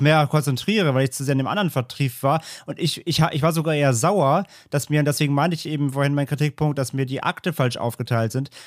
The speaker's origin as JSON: {"language": "German", "country": "Germany", "said": "als Deutscher"}